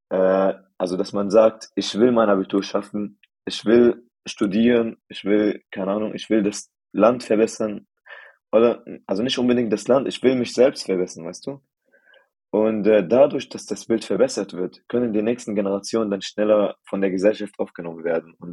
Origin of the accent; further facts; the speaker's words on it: United Arab Emirates; also born or lived in Syria; now in Germany; Also, ich bin äh, gebürtig Syrer und meine Eltern und meine ganzen Familien kommen auch aus Syrien. Aber meine Eltern sind in den 90ern nach den äh, Vereinigten Arabischen Emiraten emigriert worden, um zu arbeiten. Und dort haben wir dann eine Zeit lang gelebt und dort bin ich tatsächlich aufgewachsen.